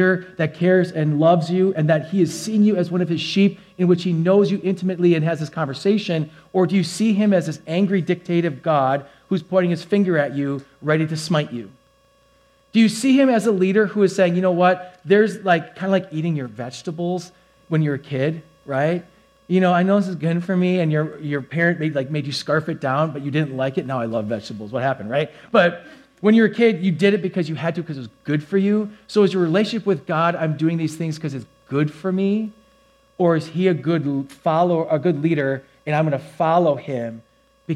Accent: Wisconsin, United States; I'm from Wisconsin

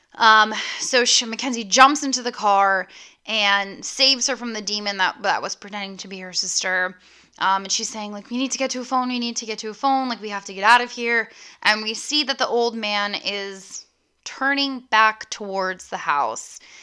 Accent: United States; being an American

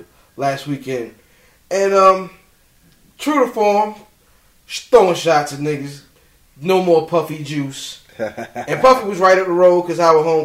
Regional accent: Anne Arundel County, Maryland, United States; my home country of Anne Arundel County.

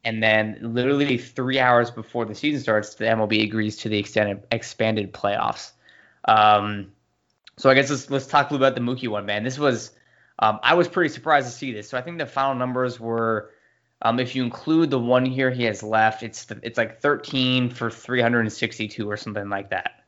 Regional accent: San Diego, California, United States; I grew up in San Diego

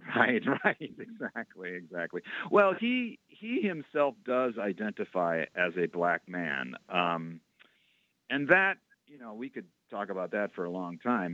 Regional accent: Waukegan, Illinois, United States; also born or lived in Boston; I actually grew up in a little town north of Chicago, about 40 miles north, a town called Waukegan

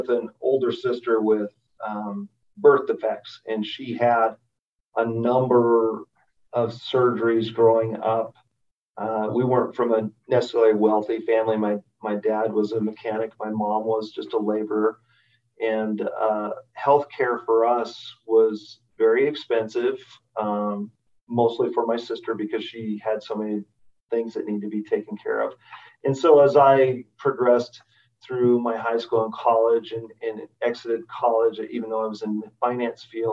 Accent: Colorado, United States; moved away; also born or lived in Oregon; I grew up in Colorado

